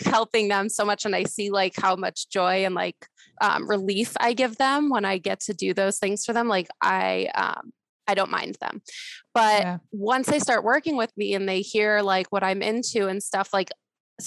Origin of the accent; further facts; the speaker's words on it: South Florida, United States; also born or lived in Denver / Tahoe; I'm originally from South Florida, which is where I live